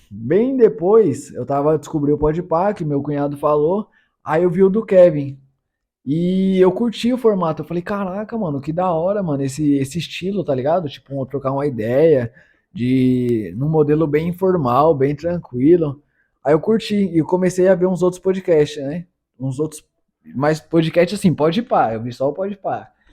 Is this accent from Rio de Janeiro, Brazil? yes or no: no; São Paulo, Brazil; E eu sou paulista, paulistano, da quebrada, de quebradinha, venho do pouco.